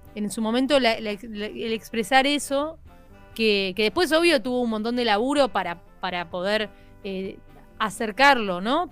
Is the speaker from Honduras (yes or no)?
no; La Plata, Buenos Aires Province, Argentina; Yo soy de La Plata.